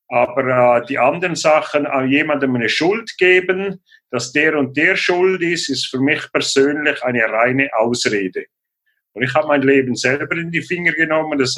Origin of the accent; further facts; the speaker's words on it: St. Gallen, Switzerland; now in Maienfeld, Switzerland; Ich werde 56 Jahre jung dieses Jahr im Juli und ich bin in der Schweiz aufgewachsen und im Kanton St. Gallen äh, alleinerziehend.